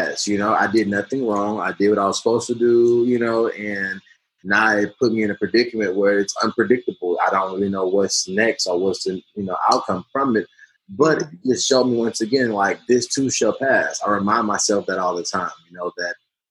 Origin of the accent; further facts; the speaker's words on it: United States; myself included as an American